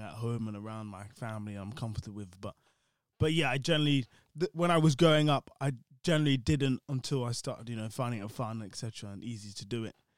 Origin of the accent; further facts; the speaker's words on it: London, United Kingdom; growing up in London